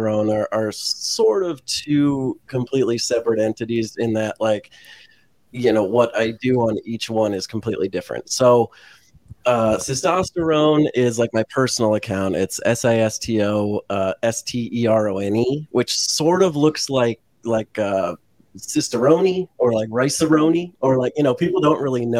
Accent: the Valley, California, United States; also born or lived in San Francisco; I grew up in the Valley.

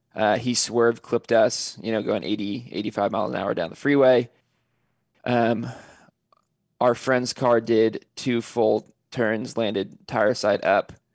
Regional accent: California, United States; I'm originally from California

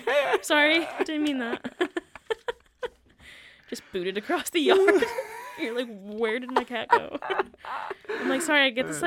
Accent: United States; moved away; She knows I'm American.

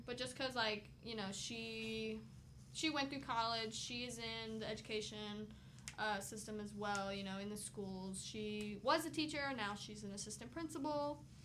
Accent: Williamsburg, Virginia, United States; I'm from Williamsburg, Virginia, where I live with my parents

